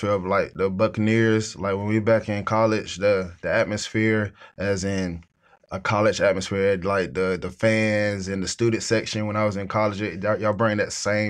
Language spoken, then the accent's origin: English; United States; moved away as an adult; now in Geraldton, Australia; point guard, shooting guard from the U.S.